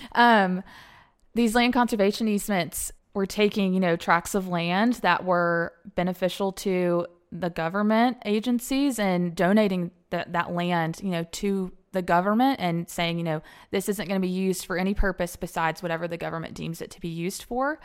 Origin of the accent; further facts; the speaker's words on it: Alabama, United States; moved away as an adult; also born or lived in Atlanta / Cobb County; Born and raised in Alabama, graduate of Alabama